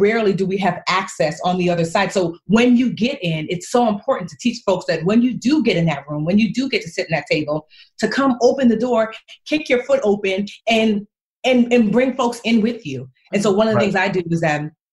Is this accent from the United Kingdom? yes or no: no; Newark, New Jersey, United States; I want to live here in Newark. I taught here in Newark. I was born here in Newark.